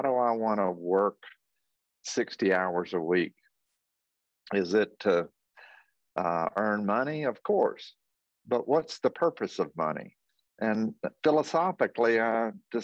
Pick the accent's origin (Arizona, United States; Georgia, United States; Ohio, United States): Georgia, United States; Athens; I was born and raised in Athens, Georgia